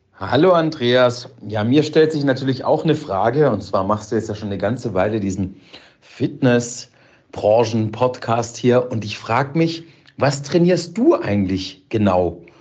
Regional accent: Karlsruhe, Baden-Württemberg, Germany; moved away as an adult; also born or lived in Munich; von München aus wieder zurück in meine Heimat nach Karlsruhe bin

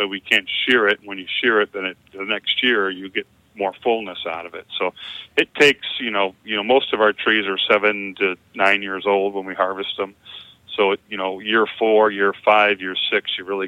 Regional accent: Northwest Indiana, United States; I grew up in Northwest Indiana.

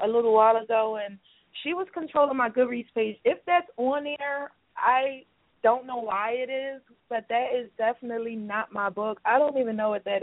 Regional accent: Philadelphia, Pennsylvania, United States; I'm from Philly

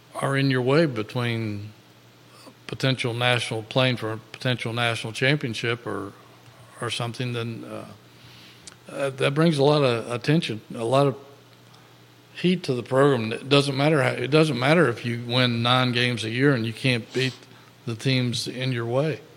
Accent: Virginia, United States; I'm from Virginia

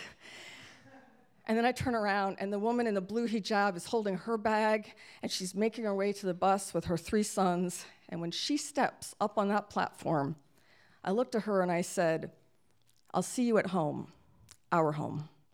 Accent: Lewiston, Maine, United States; my hometown of Lewiston, Maine

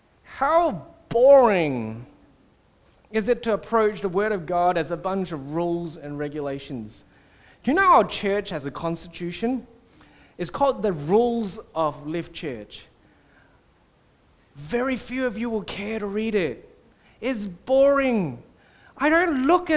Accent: Singapore; I grew up in Singapore

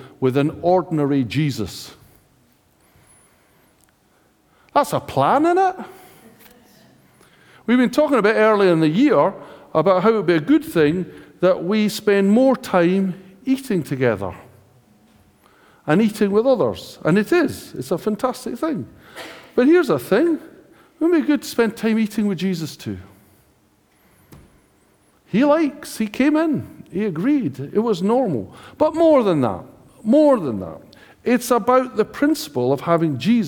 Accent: United Kingdom; we are British

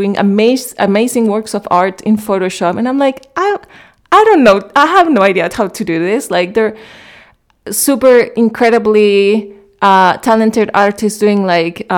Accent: Chile; moved away as an adult; also born or lived in Germany / Cologne, Germany / Berlin, Germany / London, United Kingdom; now in United Kingdom; I grew up in Chile

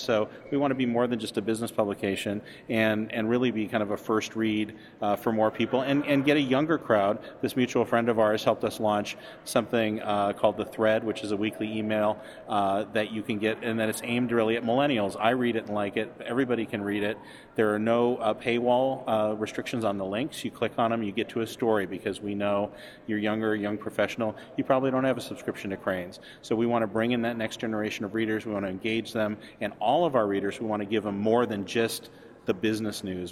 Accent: Montana, United States; moved away as an adult; now in Chicago, United States; I'm from Montana, and I came out here in part because of Second City uh, in the '80s, and came out, went to school at Northwestern

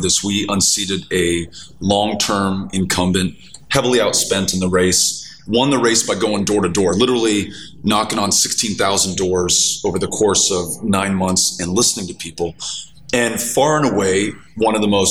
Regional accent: El Paso, Texas, United States; I grew up in El Paso, and it's a border community literally connected to Mexico

